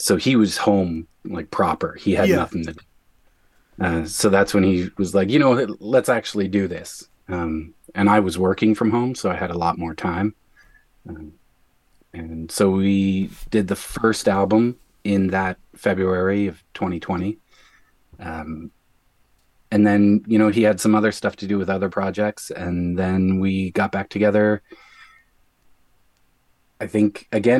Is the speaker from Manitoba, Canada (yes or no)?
no; Newfoundland and Labrador, Canada; moved away as an adult; now in Winnipeg, Canada; I am from Newfoundland. I moved here in 2001